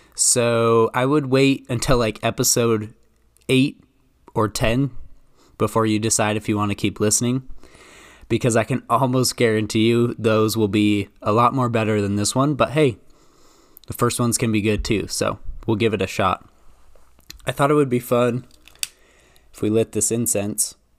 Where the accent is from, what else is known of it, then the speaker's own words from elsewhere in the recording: Idaho, United States; I'm from Idaho